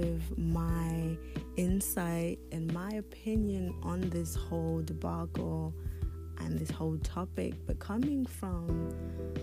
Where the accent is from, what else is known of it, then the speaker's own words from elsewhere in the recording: United Kingdom; also born or lived in Democratic Republic of the Congo / Nigeria / Côte d'Ivoire / Paris, France; Prior to coming to the UK with my mother when I was 6 years old